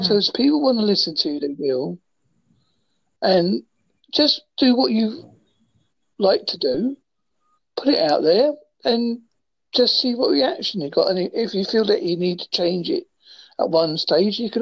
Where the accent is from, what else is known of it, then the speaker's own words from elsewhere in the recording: United Kingdom; I'm from the United Kingdom.